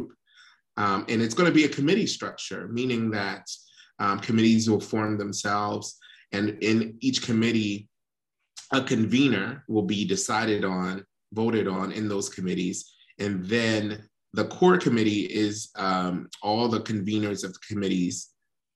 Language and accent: English; Philadelphia, Pennsylvania, United States; I'm a lifelong Philadelphian. I grew up in West Philly